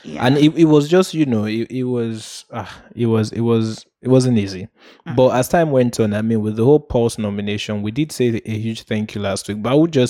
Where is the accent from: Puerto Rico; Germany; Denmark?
Puerto Rico; I remember growing up in Puerto Rico, they used to say ….